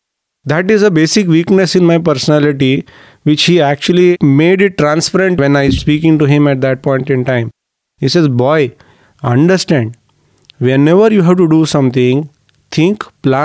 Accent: Mumbai, Maharashtra, India; I am from Bombay.

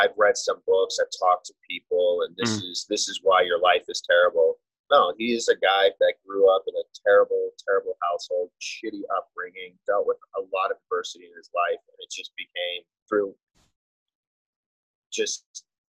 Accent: Las Vegas, Nevada, United States; I'm born and raised in Las Vegas

